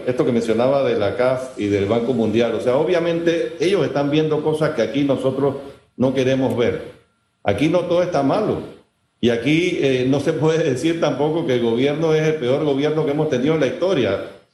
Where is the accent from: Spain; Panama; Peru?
Panama; Como panameños